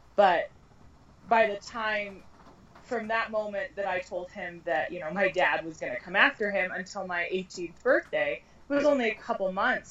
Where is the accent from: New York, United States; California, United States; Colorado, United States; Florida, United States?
Colorado, United States; also born or lived in Arizona; I've lived in Colorado since I was a month old, so I consider myself a native